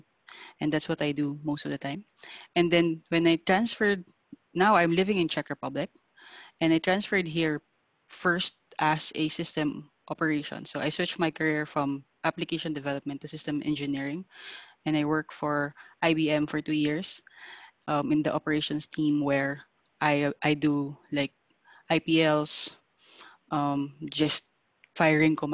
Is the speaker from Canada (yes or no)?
no; Philippines; moved away as an adult; also born or lived in Singapore; I am from the Philippines